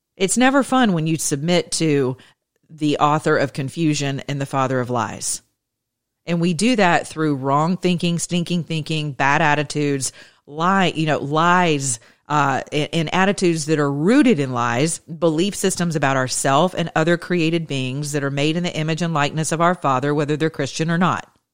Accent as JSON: {"language": "English", "region": "the South", "country": "United States", "lives_now": "Atlanta, United States", "said": "I'm from the South. I'm as Southern as a biscuit."}